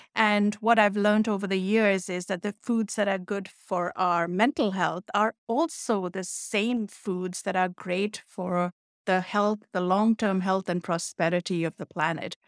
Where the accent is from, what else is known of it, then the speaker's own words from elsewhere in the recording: India; moved away; That's how I was raised in India